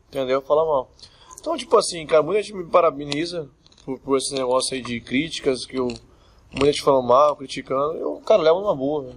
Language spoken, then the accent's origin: Portuguese; Cuiabá, Mato Grosso, Brazil; also born or lived in Santos, São Paulo; eu nasci em Santos, São Paulo. Santos. Sou santista. E é, com seis anos eu vim pro, pra Cuiabá